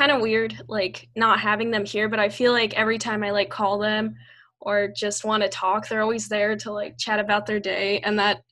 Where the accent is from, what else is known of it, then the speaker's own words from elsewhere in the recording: Peru; now in Pennsylvania, United States; I'm from Peru, but I live in Pennsylvania in the U.S. right now